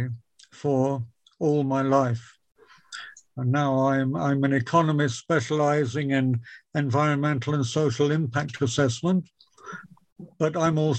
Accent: Wisbech, East of England, United Kingdom; I grew up in Wisbeach and I attended the ancient Wisbeach Grammar School

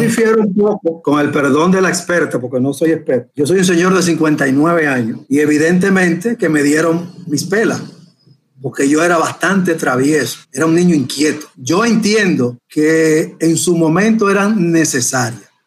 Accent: Puerto Plata, Dominican Republic; yo soy oriundo de Puerto Plata

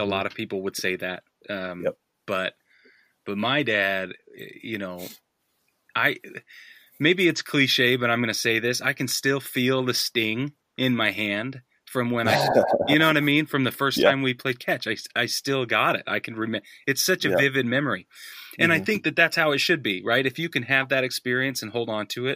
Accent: Utah, United States; I grew up in Utah

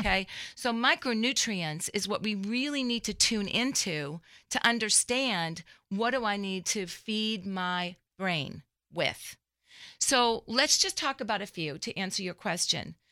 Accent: Framingham, Massachusetts, United States; born or raised there; moved away as an adult; also born or lived in Dallas-Fort Worth, Texas; now in Dallas, United States

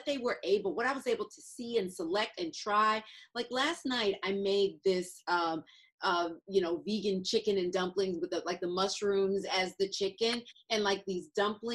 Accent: Atlanta, Georgia, United States; moved away; I'm from Atlanta, so my mother is there and my sister

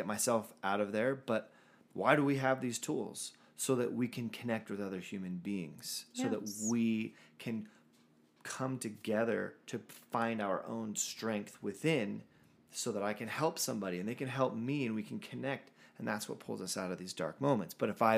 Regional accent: San Diego, California, United States; moved away; That's my hometown. So shout out to the San Diego listeners.

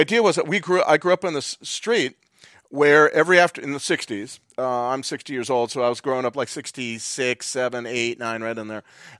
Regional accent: Claremont, California, United States; I grew up in Claremont.

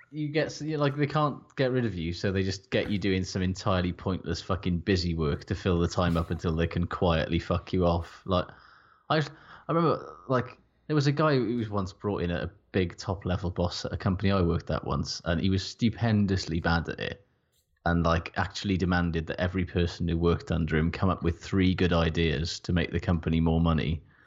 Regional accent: Wales, United Kingdom; I'm Welsh

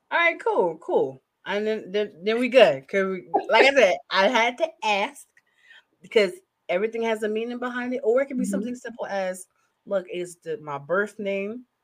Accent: New Jersey, United States; also born or lived in California; now in Maryland, United States; I'm originally from Jersey, um, but I also live the bi coastal life.

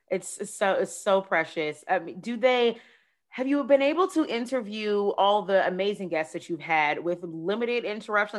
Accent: United States; I'm from the area

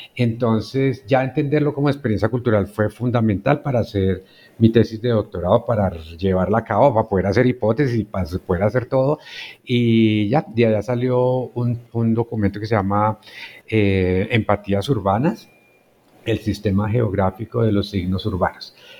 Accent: Facatativá, Cundinamarca, Colombia; moved away as an adult; also born or lived in Bogotá; no soy bogotano yo llegué a Bogotá para estudiar arquitectura. Entonces mi niñez y la juventud la pasé en otros pueblos cercanos, en Huasca, Dinamarca, en Facatativá

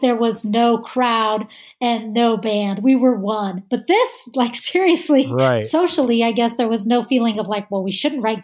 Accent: United States; we're American

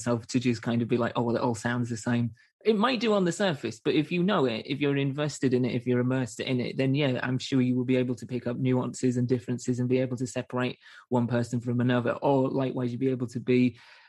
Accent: England, United Kingdom; being English, I'm still getting used to the school system

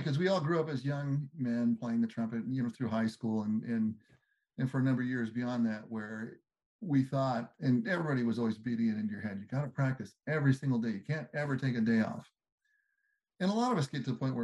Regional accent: Southern California, United States; growing up in Southern California

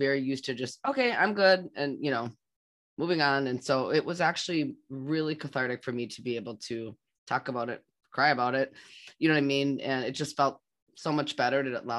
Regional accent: United States; I'm Native American, and I mean, you know, and my family celebrates Thanksgiving, but it's for different reasons.

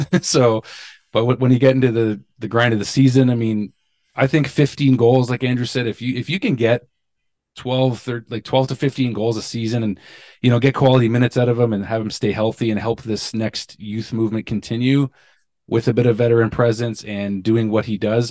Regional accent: Niagara, Ontario, Canada; also born or lived in Pointe-Claire, Quebec; I was born on the West Island in Quebec, but I was raised in Niagara

